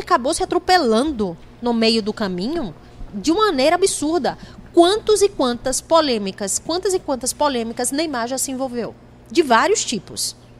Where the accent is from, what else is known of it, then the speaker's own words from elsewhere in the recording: Sergipe, Brazil; eu sou de lá, né? Eu sou de Sergipe